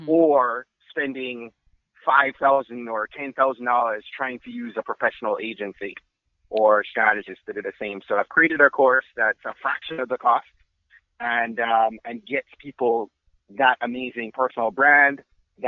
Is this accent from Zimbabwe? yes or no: no; Jamaica; I'm Jamaican